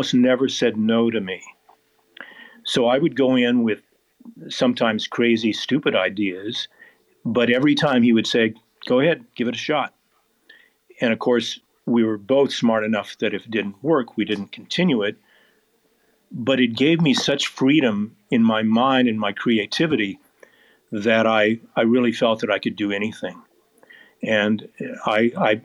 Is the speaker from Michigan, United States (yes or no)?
no; Portland, Oregon, United States; now in Phoenix, United States; I grew up in Portland, Oregon, which is a beautiful place, but it rains a lot